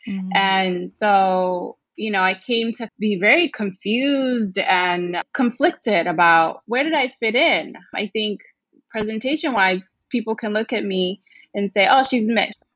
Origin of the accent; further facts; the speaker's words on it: New York City, New York, United States; I grew up in Brooklyn